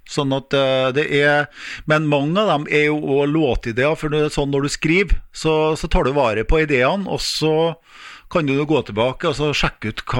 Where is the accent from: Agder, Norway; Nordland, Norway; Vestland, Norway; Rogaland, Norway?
Nordland, Norway; Bindal; moved away; noen ord som er Altså som ikke er bindalsk, og det var noen ord som jeg ikke kunne når jeg flytta fra Bindal nå, for å si det sånn, da.